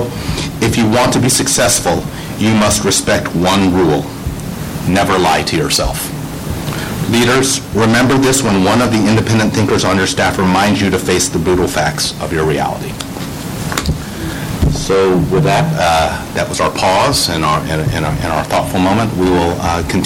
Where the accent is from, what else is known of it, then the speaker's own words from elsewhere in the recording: Houston, Texas, United States; I'm a born and raised Texan. I was born in Houston, the home of NASA